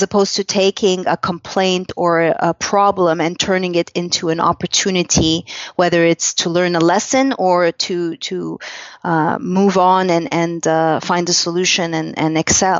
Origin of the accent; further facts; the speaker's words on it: Canada; and quickly learned as a Canadian, the blind spots of Western medicine